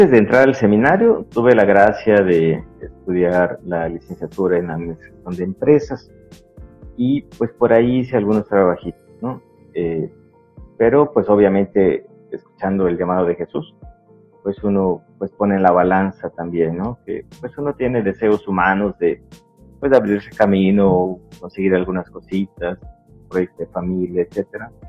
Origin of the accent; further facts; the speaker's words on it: Mérida, Yucatán, Mexico; de Mérida, de la colonia Pedregales de Tanlún, que está pegadito a Chuburna y pues eclesialmente, pues bueno, pues dijéramos que de Chuburna, pero legalmente soy de Pedregales